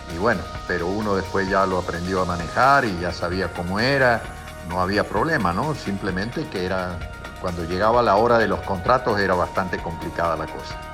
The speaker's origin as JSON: {"language": "Spanish", "town": "Colonia Caroya", "region": "Córdoba", "country": "Argentina", "tie": "born or raised there", "also_born_or_lived": "Colombia", "moved": "as an adult", "said": "Nací en Colonia Carolla, un pueblo de República Argentina, de Córdoba, en la República Argentina, el 18 de septiembre de 1946"}